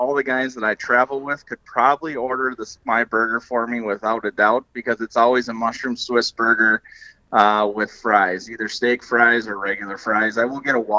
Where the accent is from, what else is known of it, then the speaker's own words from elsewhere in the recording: Alexandria, Minnesota, United States; I grew up in the Alexandria Lakes area, specifically on the chain on Lake